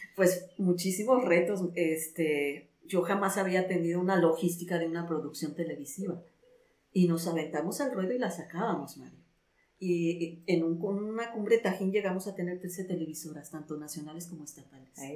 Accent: Alto Lucero, Veracruz, Mexico; moved away as an adult; also born or lived in Mexico City; yo me fui de mi pueblo a estudiar a la Ciudad de México

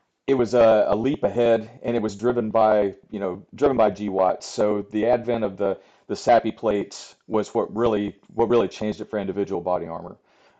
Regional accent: Virginia, United States; I grew up in Southwest Virginia in the Southern Appalachians. So I am literally a hillbilly, right? So I grew up in the mountains there

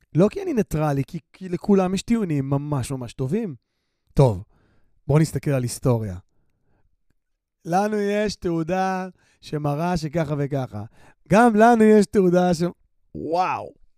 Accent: Ramla, Central District, Israel; אני גדלתי ברמלה.

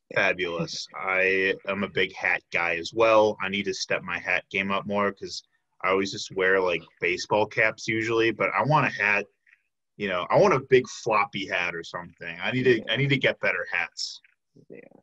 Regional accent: outside of Chicago, Illinois, United States; moved away as an adult; now in Milwaukee, United States; I grew up outside of Chicago, came to Milwaukee six years ago for UWM

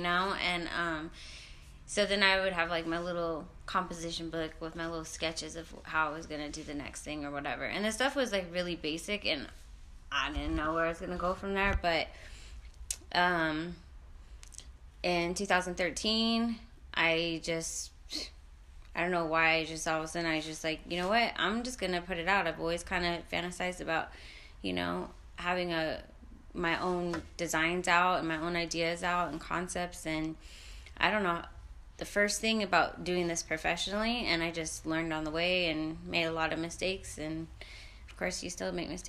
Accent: United States; also born or lived in Anaheim, California / Hawaii / Las Vegas, Nevada; I was born in Anaheim, California, and I was raised in Hawaii and Vegas

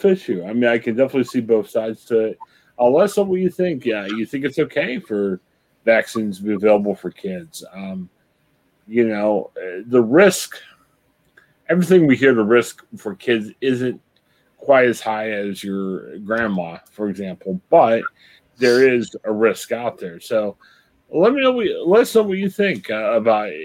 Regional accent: United States; also born or lived in Columbus, Ohio; We're American

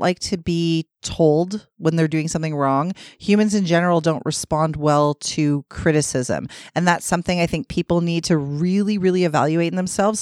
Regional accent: Toronto, Ontario, Canada; I grew up in Scarborough

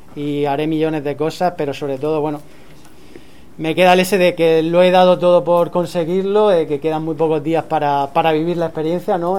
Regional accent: Torre Pacheco, Region of Murcia, Spain; soy de Pacheco

